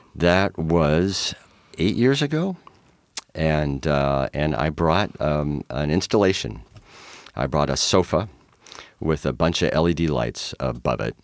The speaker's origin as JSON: {"language": "English", "region": "Minnesota", "country": "United States", "also_born_or_lived": "New Jersey / Fox Island, Washington", "moved": "yes", "lives_now": "Tacoma, United States", "said": "I'm from Minnesota"}